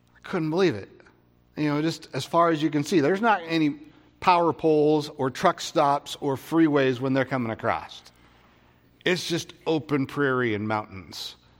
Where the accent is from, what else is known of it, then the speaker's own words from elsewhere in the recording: Vancouver, Washington, United States; I grew up in Vancouver, Washington